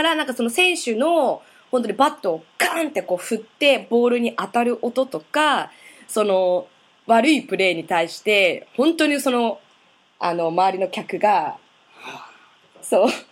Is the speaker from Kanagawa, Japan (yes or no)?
no; Saitama, Japan; moved away; ずっとここで生まれ育ってきた私のこのリビング